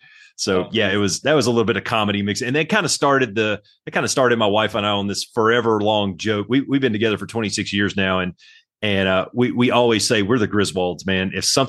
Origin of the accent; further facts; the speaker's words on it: Alabama, United States; moved away as an adult; also born or lived in Panama City, Florida / Anchorage, Alaska; I grew up in Alabama down south and went to basic training